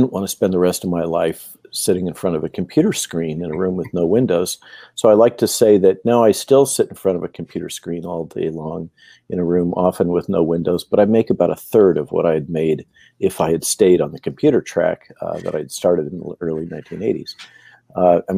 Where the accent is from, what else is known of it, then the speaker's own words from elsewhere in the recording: Santa Barbara, California, United States; growing up in the Central Coast of California, in Santa Barbara area